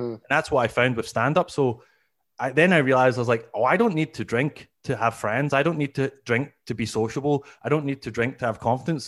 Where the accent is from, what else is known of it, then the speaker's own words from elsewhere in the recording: Glasgow, Scotland, United Kingdom; moved away as an adult; now in Canada; as you can hear, I'm originally from, uh, Scotland. I'm, I, I'm from Glasgow